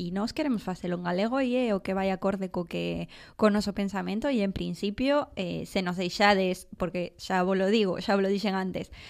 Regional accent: Buenos Aires, Argentina; Galician is a second language; now in Vigo, Spain; Eu veño da quinta provincia, nacín ali, en Bos Aires, pero levo en 10 anos vivindo en Vigo, por iso non falo en galego

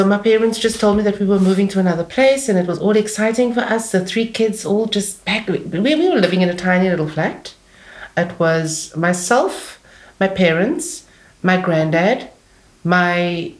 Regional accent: Cape Town, Western Cape, South Africa; born or raised there; also born or lived in Bo-Kaap, Cape Town

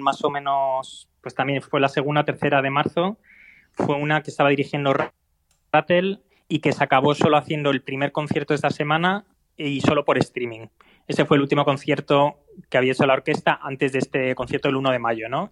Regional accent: Spain; moved away as an adult; now in Berlin, Germany; yo como español que estoy aquí en Alemania

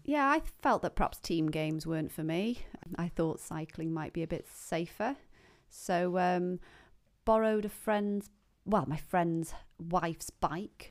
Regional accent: Penmachno, Wales, United Kingdom; I grew up in Pamachnoch.

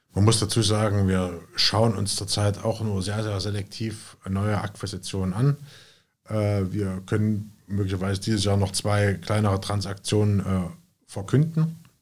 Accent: Jena, Thuringia, Germany; moved away as an adult; also born or lived in Berlin; Jena, was Berlin nicht hat, Familie, Freunde. Ne, das ist einfach die Heimat.

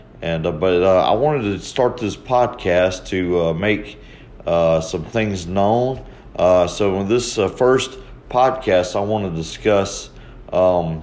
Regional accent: Mobile, Alabama, United States; moved away as an adult; now in Columbia, United States; I'm originally born and raised in Mobile, Alabama

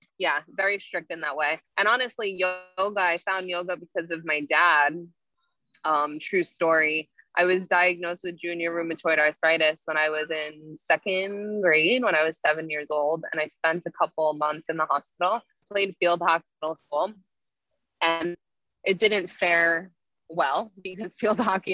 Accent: Cliffwood Beach, New Jersey, United States; I grew up in Cliffwood Beach, New Jersey. So it's a central Jersey

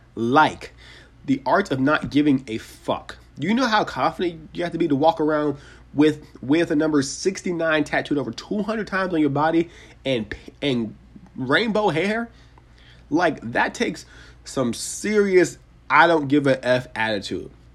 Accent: Atlanta, Georgia, United States; here in my hometown of Atlanta, Georgia

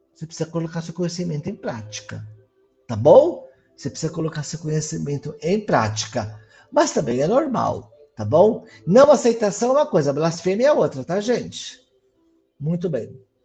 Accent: São Paulo, Brazil; also born or lived in Mauá; eu sou de São Paulo, tá? Eu moro no ABC, eu moro em Mauá

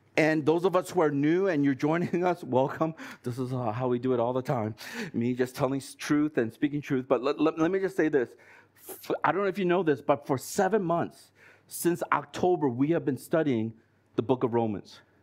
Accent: United States; moved away as an adult; I've been brought up in the States

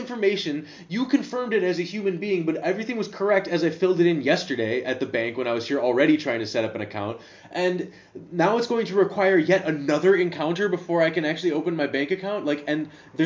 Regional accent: United States; first language English; moved away as an adult; now in Netherlands; Maybe it's just because I'm American. Maybe it's just because I'm from the United States

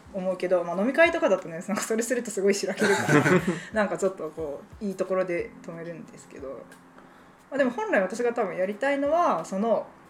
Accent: Kansai, Japan; also born or lived in Kyushu; now in Fukuoka, Japan; もともと私関西出身

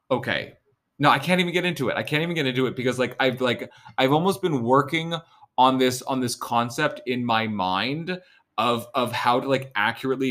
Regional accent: Vancouver, British Columbia, Canada; I fucking live 20 minutes from this college. Like, I'm not an international student. I'm not from Ontario. I didn't move fucking anywhere.

